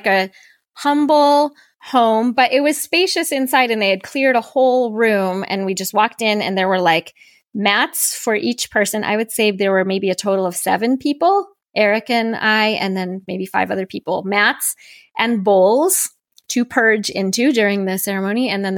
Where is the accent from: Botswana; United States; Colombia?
United States; Seattle, Washington; And I grew up in Seattle for a few years, like I said, when I was little